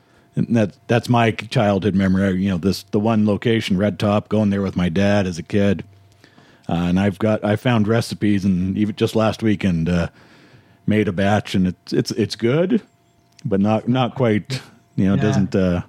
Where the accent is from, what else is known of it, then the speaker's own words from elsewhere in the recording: Winnipeg, Manitoba, Canada; I grew up in Winnipeg